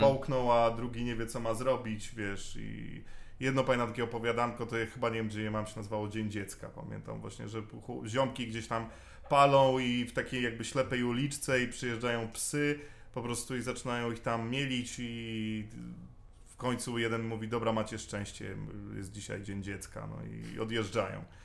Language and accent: Polish; Poland; also born or lived in Masuria; ja się wychowywałem na takiej rzeczywiście bardzo małej wsi